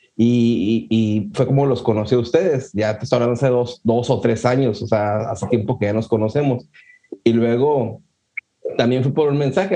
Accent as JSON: {"language": "Spanish", "town": "Ciudad Juárez", "region": "Chihuahua", "country": "Mexico", "said": "yo soy de Ciudad Juárez"}